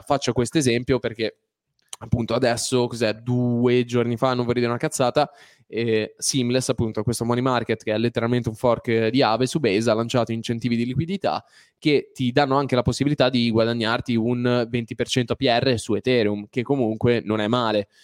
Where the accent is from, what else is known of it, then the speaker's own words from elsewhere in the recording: Liguria, Italy; siamo liguri